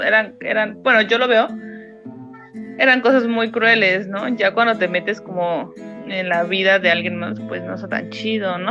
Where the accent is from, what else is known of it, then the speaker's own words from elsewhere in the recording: Mexico; moved away; Como mexicanos